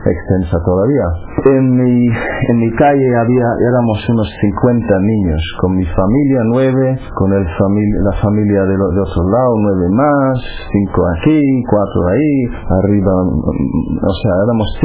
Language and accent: Spanish; Cork, Munster, Ireland; Spanish is a second language; moved away; soy irlandés de la ciudad de Cork, en, el sur de Irlanda. Nací en el año 65, eh, ahora tengo 47 años y nací en una familia muy religiosa.